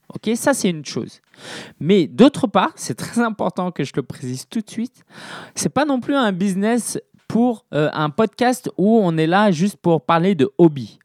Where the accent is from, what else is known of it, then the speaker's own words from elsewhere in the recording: Paris, Île-de-France, France; je suis né à Paris